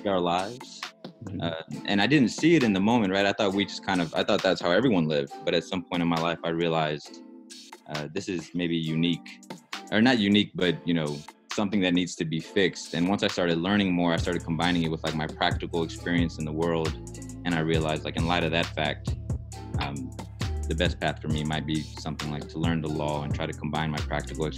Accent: San Antonio, Texas, United States; growing up in San Antonio

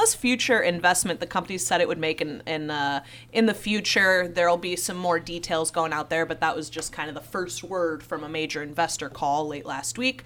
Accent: Illinois, United States; now in Wisconsin, United States; my home state of Illinois

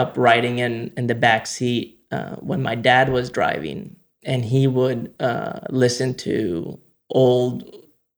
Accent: Spain; we grew up in Spain

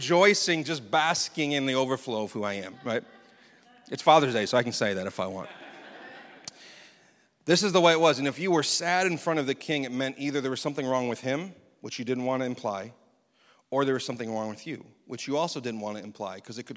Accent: United States; as American Christians

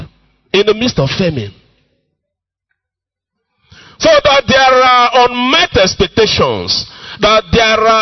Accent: Enugu-Ezike, Enugu State, Nigeria; moved away; my hometown, you know, Umuahu, Enugu, Ezike

